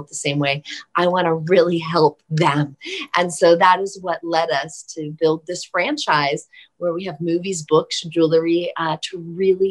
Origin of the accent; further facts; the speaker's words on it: Bethlehem, Pennsylvania, United States; I was born in Bethlehem.